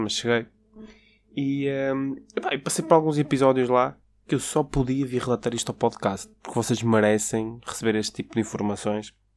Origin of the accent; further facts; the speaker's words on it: Porto, Norte, Portugal; eu trabalho no Porto, eu sou do Porto